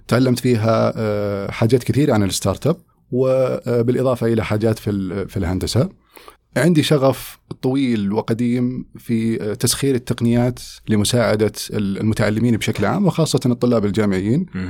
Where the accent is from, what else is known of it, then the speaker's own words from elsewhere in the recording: Riyadh, Riyadh Province, Saudi Arabia; moved away as an adult; also born or lived in United States; ولدت وترعرعت في الرياض